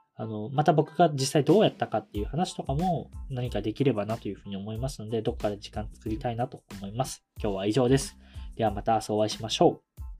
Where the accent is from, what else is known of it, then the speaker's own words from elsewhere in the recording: Kumamoto, Japan; moved away as an adult; also born or lived in Tokyo; 僕自身熊本県の地方出身